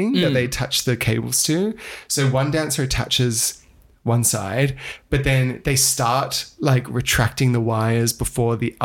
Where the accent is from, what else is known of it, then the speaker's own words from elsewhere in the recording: Australia; As an Australian